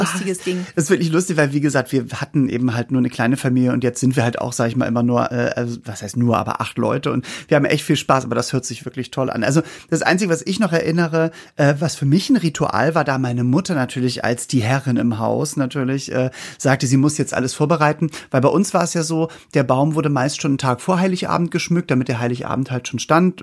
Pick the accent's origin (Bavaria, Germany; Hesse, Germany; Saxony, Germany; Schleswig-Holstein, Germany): Schleswig-Holstein, Germany; Norderstedt; wir kommen ja aus Norderstedt bei Hamburg